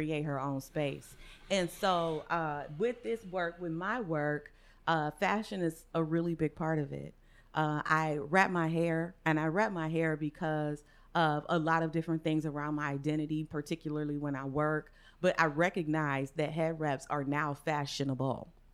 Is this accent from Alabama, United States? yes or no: no; Cleveland, Ohio, United States; I'm from Cleveland too